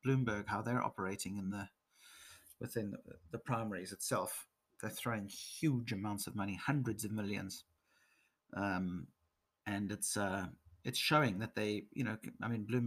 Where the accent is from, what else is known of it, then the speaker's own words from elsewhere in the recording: South Africa; moved away as an adult; also born or lived in England; now in Nordics; I'm half British. My mother's from England. I'm born in South Africa and lived here in the Nordics for the last 13 years